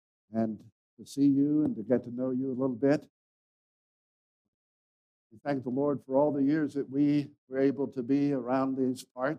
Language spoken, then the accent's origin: English; Mexico; moved away; I grew up in Mexico. My parents were missionaries there. So I've been speaking Spanish all my life that I can remember because I was just 2.5, 3 years old when we went there.